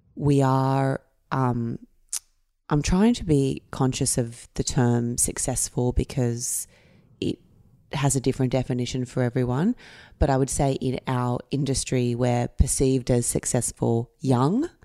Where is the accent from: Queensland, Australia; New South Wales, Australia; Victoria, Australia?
New South Wales, Australia; Camden; I grew up in Camden.